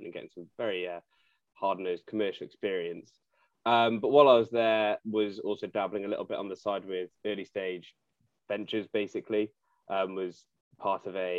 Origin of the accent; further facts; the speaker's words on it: Cardiff, Wales, United Kingdom; moved away as an adult; also born or lived in Nottingham; I was born and raised in Cardiff, then went to Nottingham University